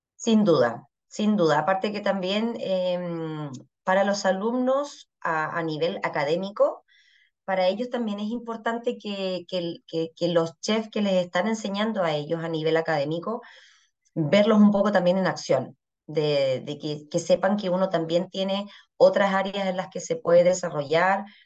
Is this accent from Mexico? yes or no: no; Saxony, Germany; moved away as an adult; now in Chile; de Sajonia, que es de la región de donde vengo yo